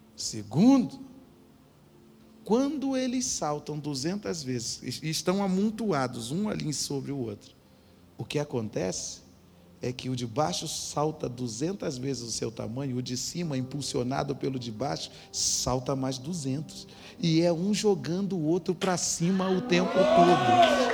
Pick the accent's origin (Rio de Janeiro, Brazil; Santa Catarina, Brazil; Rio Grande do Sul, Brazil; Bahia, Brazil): Rio de Janeiro, Brazil; Nova Iguaçu; moved away; Então eu vim desse lugar, eu, eu, eu vim de uma família pobre, de um lugar pobre, de um lugar pobre, violento e debilidade.